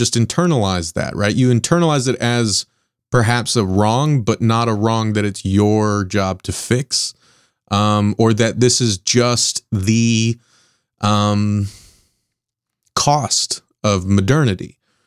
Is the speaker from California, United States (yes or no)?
yes; Southern California, United States; I grew up in Southern California